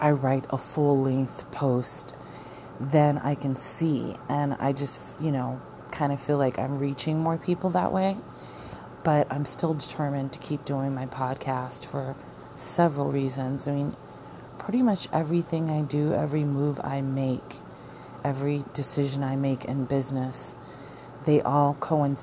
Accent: Arizona, United States; moved away; we're from Arizona

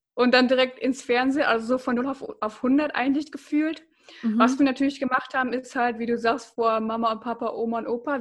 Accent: Bocholt, North Rhine-Westphalia, Germany; ich komme aus Bocholt

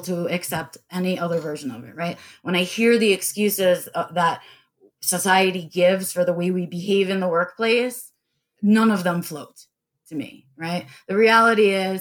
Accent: New York, United States; I was born and raised in New York

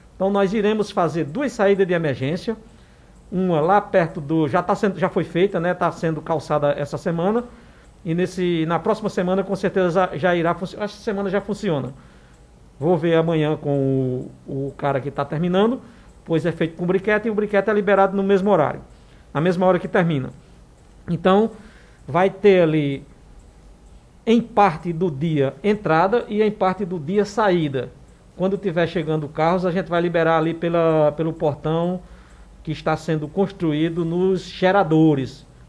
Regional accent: Santa Cruz do Capibaribe, Pernambuco, Brazil; nós que somos, somos aqui de Santa Cruz e que estamos daquele lado da, da, da cidade

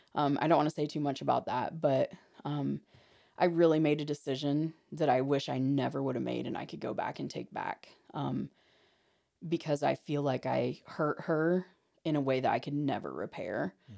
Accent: Hartford City, Indiana, United States; I'm from Hartford City

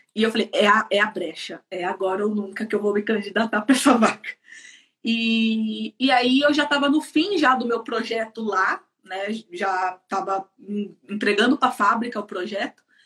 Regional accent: Campinas, São Paulo, Brazil; moved away as an adult; now in Ireland; sou de Campinas, é, São é, Paulo. sou de Campinas

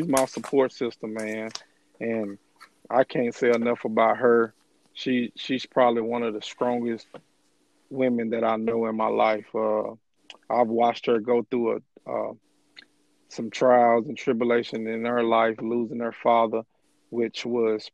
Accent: Moss Point, Mississippi, United States; moved away as an adult; also born or lived in Birmingham, Alabama; now in Brookhaven, United States; a guy from Moss Point

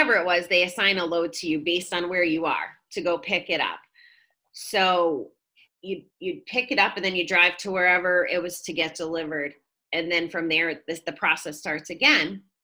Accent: Connecticut, United States; moved away; So I was born and raised in Connecticut, which is the state over, and my folks still live there.

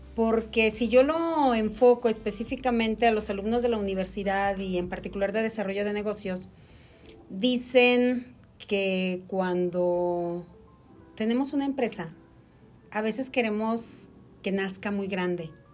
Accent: Mexico

